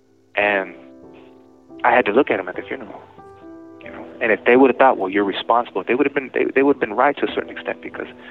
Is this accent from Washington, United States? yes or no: yes; Sunnyside, Washington, United States; I was from Sunnyside too